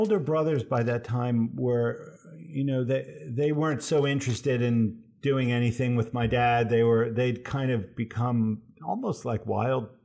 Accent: Absecon, New Jersey, United States; also born or lived in Cambridge, Massachusetts; now in Boston, United States; I was born in South Jersey in the Pine Barrens

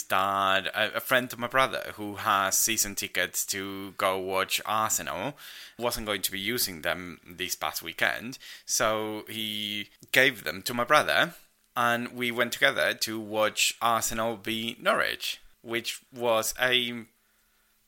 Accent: Argentina; moved away; I'm Argentinian

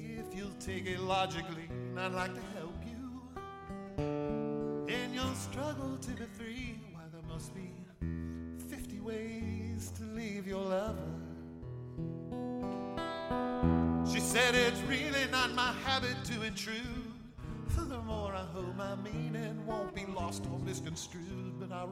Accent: Columbus, Ohio, United States; I am from Columbus, Columbus, Ohio

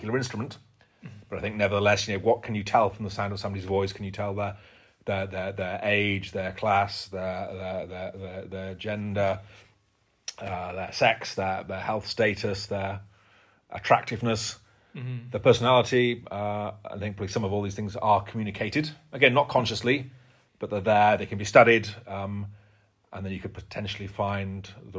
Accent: Yorkshire and the Humber, United Kingdom; I'm from Yorkshire

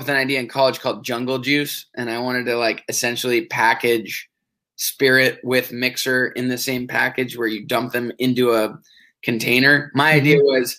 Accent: Portola Valley, California, United States; we're both from the Bay Area. Portola Valley, to be exact, right just south of San Francisco, 45 minutes.

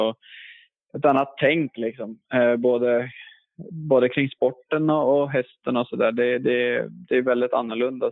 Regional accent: Sweden; also born or lived in United States; längtade tillbaka till, till Sverige och kompisarna där

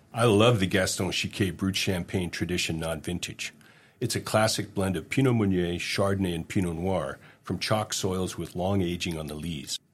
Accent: Hamilton, Ontario, Canada; moved away as an adult; also born or lived in Germany; I grew up in Hamilton, Ontario, uh, which is a steel town.

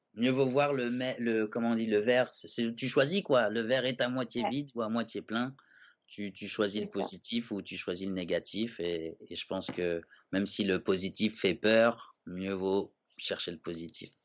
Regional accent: Paris, Île-de-France, France; je connaissais pas vraiment Paris alors que je suis un Parisien

